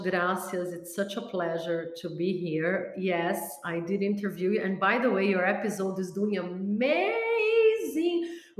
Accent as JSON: {"language": "English", "country": "Brazil", "tie": "born there", "said": "Yeah, my mom was Brazilian, so I was born in Brazil."}